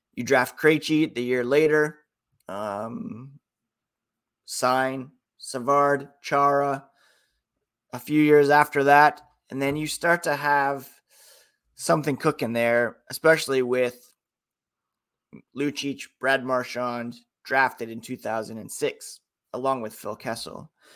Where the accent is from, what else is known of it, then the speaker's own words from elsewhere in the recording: Canada; as a Canadian